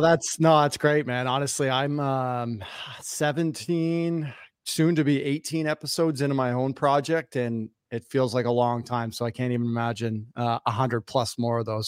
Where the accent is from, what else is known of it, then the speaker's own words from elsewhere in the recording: Toronto, Ontario, Canada; I grew up in North York in Toronto.